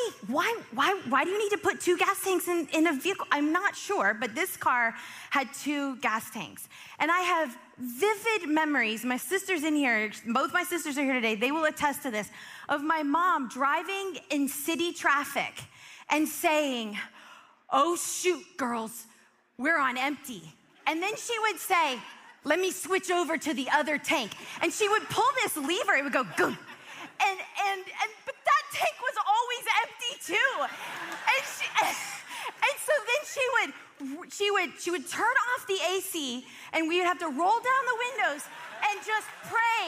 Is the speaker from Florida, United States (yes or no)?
yes; Florida, United States; We grew up in Florida